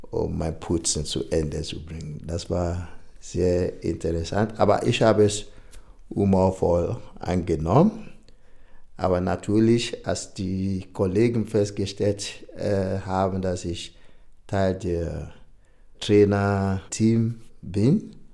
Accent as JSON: {"language": "German", "country": "Nigeria", "lives_now": "Berlin, Germany", "said": "Ich bin gebürtiger Nigerianer, lebe aber schon einige Jahre in äh, Berlin."}